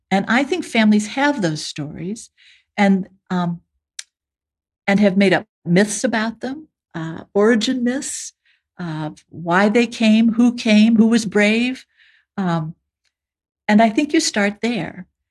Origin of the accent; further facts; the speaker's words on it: United States; speaking as an American